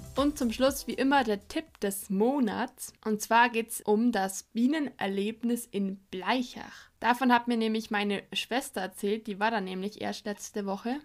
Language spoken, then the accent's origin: German; Allgäu, Bavaria, Germany; als gebürtige Allgäuerin liebe ich es